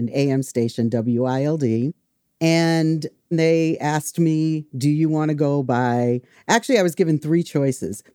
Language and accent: English; Wareham, Massachusetts, United States; also born or lived in Boston; I grew up in Wareham, Mass, which is a small town